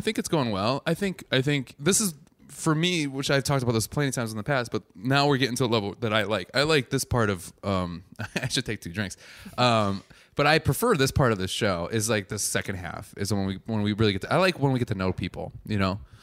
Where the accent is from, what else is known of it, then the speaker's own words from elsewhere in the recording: Wisconsin, United States; being from Wisconsin, not a lot of cows